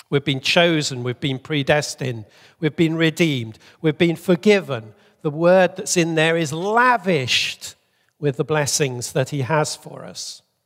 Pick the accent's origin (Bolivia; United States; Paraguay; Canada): Bolivia; moved away; I grew up in Bolivia